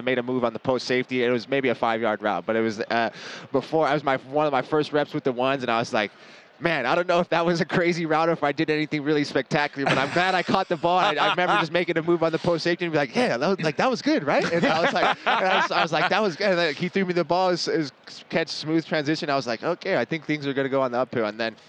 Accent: Las Vegas, Nevada, United States; moved away; I was born out here in Las Vegas, so it's nice to be back in the hometown.

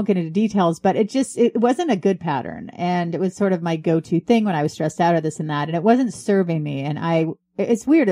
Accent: San Jose, California, United States; now in East Coast, United States; I was from San Jose. Now I'm on the East Coast

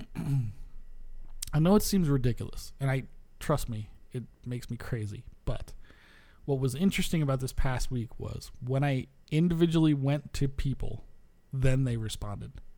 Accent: New York, United States; moved away; I come from New York, where people are goddamn super hyped on that shit

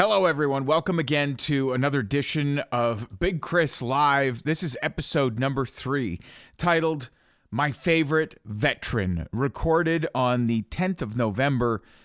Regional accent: Almonte, Ontario, Canada; I'm from Almont, Ontario

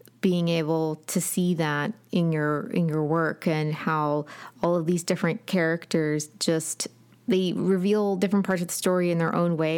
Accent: Appalachia, United States; And we're very Appalachian, very like pro-family all the time.

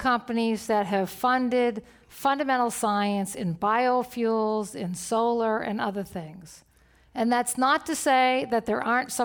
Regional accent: New York, United States; I'm actually a New Yorker

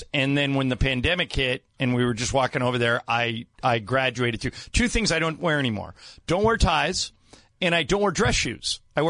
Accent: Newport Beach, California, United States; I grew up in Newport Beach.

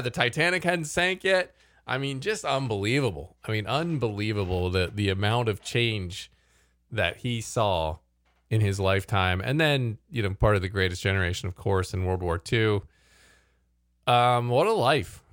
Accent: United States; as an American

